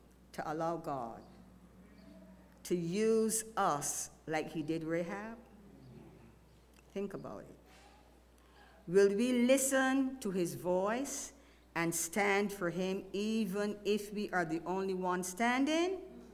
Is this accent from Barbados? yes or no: yes; Barbados; now in Texas, United States; I am from Barbados